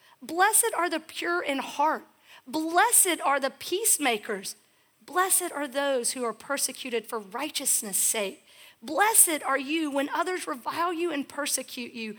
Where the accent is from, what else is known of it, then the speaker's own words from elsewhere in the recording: United States; as an American citizen